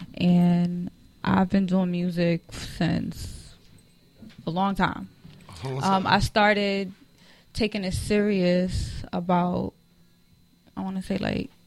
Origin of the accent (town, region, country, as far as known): New York, United States; born or raised there; moved away